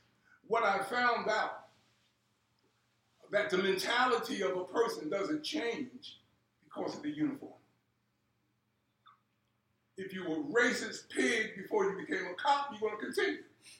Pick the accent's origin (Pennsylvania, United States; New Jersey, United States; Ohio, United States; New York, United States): Pennsylvania, United States; Philadelphia; I was born and raised here in Philadelphia. I was born and raised on 27th and Ridge in a housing project.